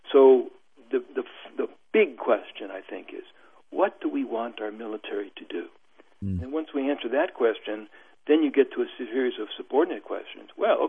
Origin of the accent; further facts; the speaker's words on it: United States; I'm an American academic